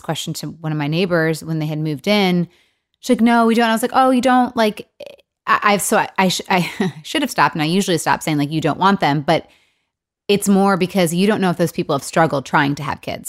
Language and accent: English; Michigan, United States; also born or lived in Los Angeles; now in Nashville, United States; I'm from Michigan originally